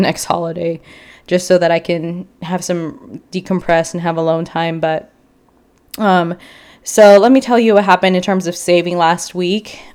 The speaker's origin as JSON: {"language": "English", "town": "Chicago", "region": "Illinois", "country": "United States", "tie": "born or raised there", "also_born_or_lived": "Houston", "moved": "as an adult", "lives_now": "San Antonio, United States", "said": "I was originally raised in Chicago, and then I went to college in Houston"}